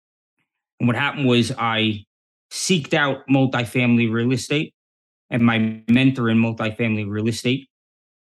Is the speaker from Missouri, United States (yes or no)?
no; New York City, New York, United States; I grew up in New York City back in the 70s and the 80s